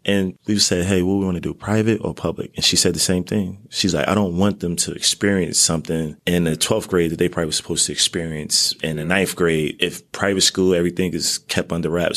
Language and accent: English; Newark, New Jersey, United States; I grew up in Newark, New Jersey.